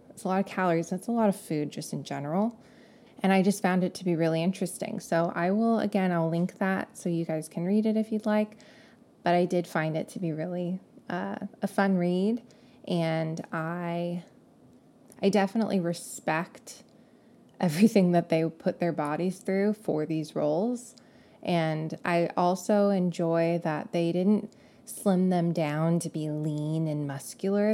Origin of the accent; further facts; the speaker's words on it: California, United States; accent: Californian; if I didn't sound like I was from California before, now you know